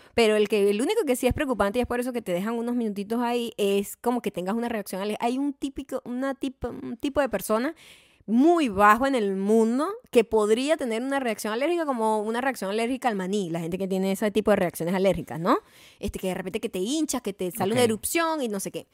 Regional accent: Punto Fijo, Falcón, Venezuela

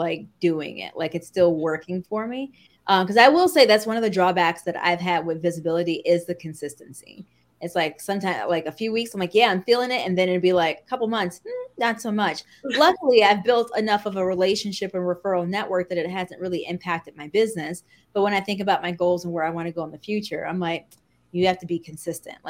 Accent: Midwest, United States; I say pop because I'm from the Midwest. So to me, soda is pop

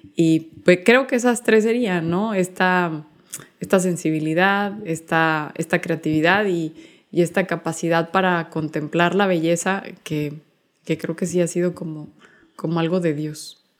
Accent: Chihuahua, Mexico; soy originaria de la ciudad de Chihuahua

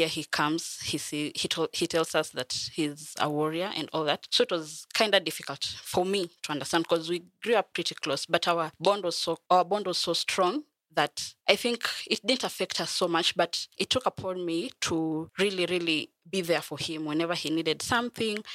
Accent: Bungoma, Bungoma County, Kenya; also born or lived in Kakamega; I was born in Kakamega, but I was raised in Bungoma

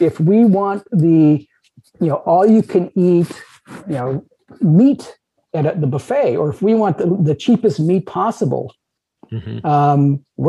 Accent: United States; it's a cultural narrative that I can have as much meat as I want because I'm an American.

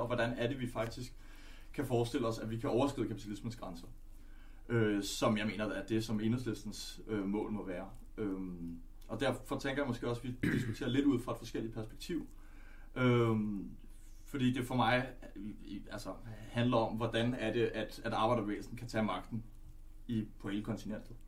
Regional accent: Denmark; also born or lived in Netherlands; jeg er, er født i Holland og opvokset her.

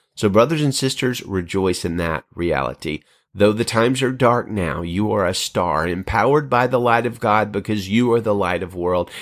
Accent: Birmingham, Alabama, United States; moved away as an adult; now in Central California, United States; my hometown of Birmingham, Alabama

